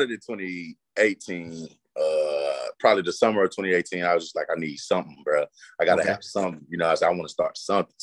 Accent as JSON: {"language": "English", "town": "Forrest City", "region": "Arkansas", "country": "United States", "tie": "born or raised there", "also_born_or_lived": "Milwaukee / New Orleans / Houston", "said": "I've been in Forest City since the third grade. That's all I know."}